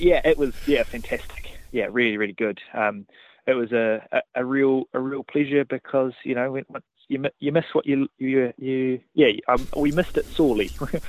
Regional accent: Otago Peninsula, New Zealand; Ever since I was a wee fella, I grew up out on Otago Peninsula

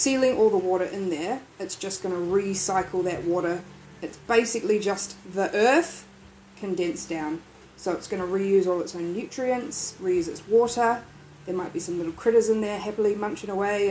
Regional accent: Wellington, New Zealand; accent: weird accent; also born or lived in Dunedin / Melbourne, Australia; now in Paraparaumu, New Zealand; I grew up in Wellington.

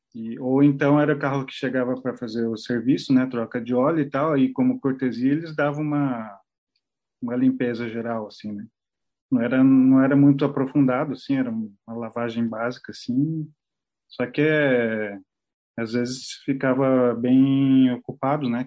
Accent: Curitiba, Paraná, Brazil; moved away as an adult; also born or lived in São Paulo; Eu nasci em São Paulo, capital, e me mudei para Curitiba quando tinha uns sete anos. Eu sou tá. curitibano uhum. é, de coração.

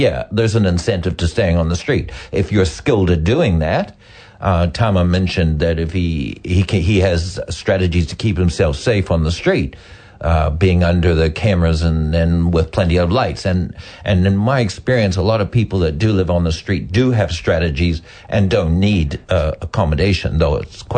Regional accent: Canada; now in New Zealand; I'm Canadian.

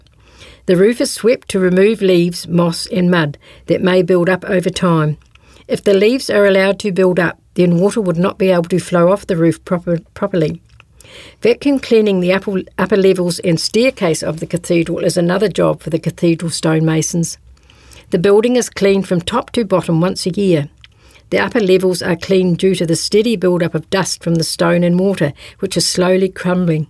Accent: North Otago, New Zealand; I came from North Otago

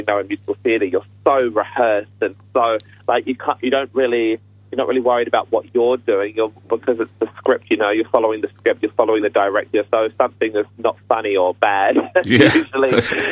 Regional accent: United Kingdom; being a British guy myself

